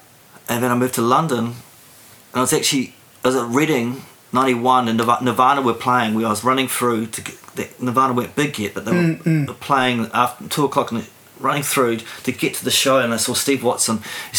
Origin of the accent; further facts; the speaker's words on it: Stokes Valley, Wellington, New Zealand; also born or lived in Auckland / Gisborne / Hamilton; As a child, we moved around a lot. We lived in Gisborne, we lived in Hamilton. I was born in Auckland. We made it to the Hutt Valley in the mid-70s. My mother came from here.